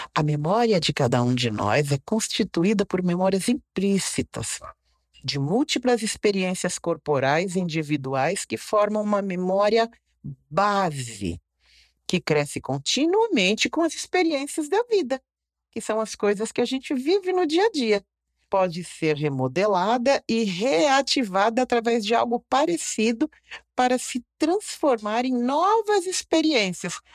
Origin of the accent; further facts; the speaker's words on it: Brazil; onde eu fui criada aqui na Taliba